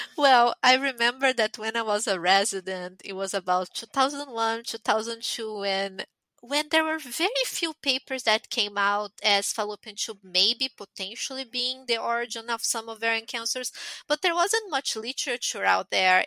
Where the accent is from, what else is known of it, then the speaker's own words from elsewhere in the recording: Brazil; moved away as an adult; also born or lived in Italy / Montreal; I'm Brazilian. I'm born and raised in Brazil, but I'm from an Italian family